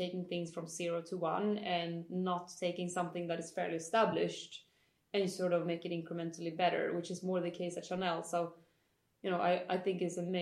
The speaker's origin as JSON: {"language": "English", "area": "countryside outside of Uppsala", "region": "Uppsala County", "country": "Sweden", "tie": "born or raised there", "said": "I did not grow up in Stockholm. I'm actually from the countryside outside of Uppsala"}